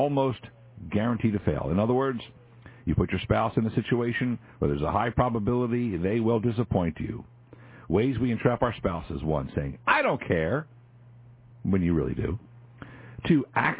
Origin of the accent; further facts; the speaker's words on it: Philadelphia, Pennsylvania, United States; born and raised in Philly. That's how we talk.